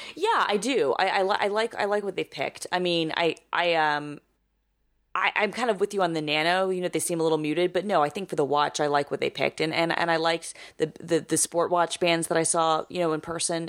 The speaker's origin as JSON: {"language": "English", "town": "Atlanta", "region": "Georgia", "country": "United States", "tie": "born or raised there", "moved": "yes", "lives_now": "New York, United States", "said": "I grew up with it in Atlanta"}